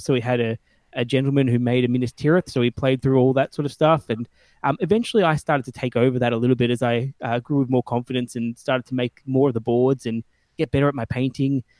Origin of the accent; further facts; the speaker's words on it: Melbourne, Victoria, Australia; I'm a gamer from Australia, Melbourne, in Australia